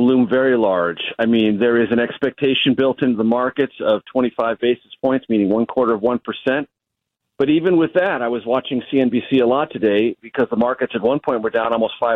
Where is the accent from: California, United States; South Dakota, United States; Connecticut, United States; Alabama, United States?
California, United States; San Diego; moved away as an adult; also born or lived in Amarillo, Texas; I grew up in San Diego, so I didn't grow up with cowboy boots